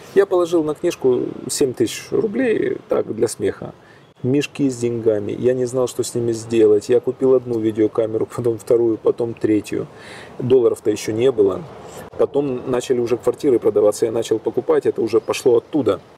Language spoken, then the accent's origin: Russian; Kyiv, Ukraine; из Киева